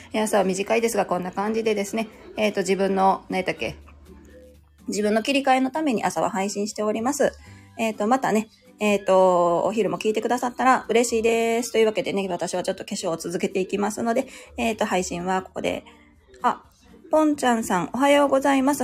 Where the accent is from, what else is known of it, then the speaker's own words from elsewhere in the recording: Kansai, Japan; 私も関西人ですよ